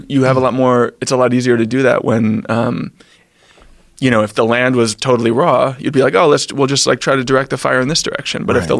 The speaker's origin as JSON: {"language": "English", "town": "New York City", "region": "New York", "country": "United States", "tie": "born or raised there", "said": "I'm a New Yorker. I've lived my whole life in New York"}